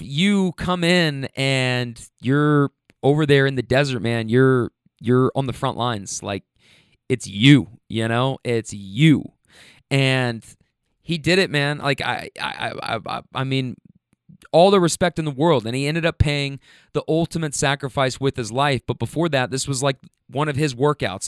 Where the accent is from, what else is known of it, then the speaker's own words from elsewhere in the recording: Kentucky, United States; also born or lived in Bay Area, California; you guys know I'm from Kentucky